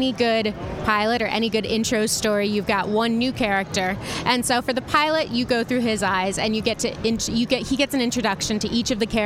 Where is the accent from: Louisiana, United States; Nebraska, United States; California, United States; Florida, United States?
California, United States; San Francisco; I come from San Francisco in the Bay Area